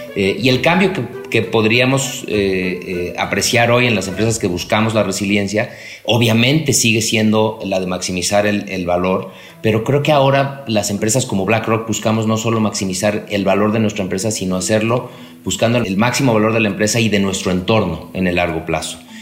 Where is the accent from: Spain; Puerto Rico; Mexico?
Mexico